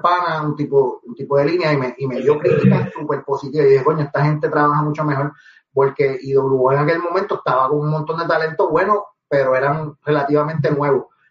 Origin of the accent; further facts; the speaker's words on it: Guaynabo, Puerto Rico; also born or lived in Manatí; yo soy de Guaynabo